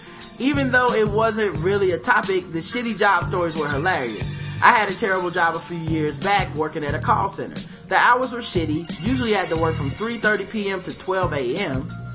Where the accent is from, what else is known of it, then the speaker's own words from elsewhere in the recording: South Carolina, United States; Confederate flags don't really bother me, just being that I'm from South Carolina.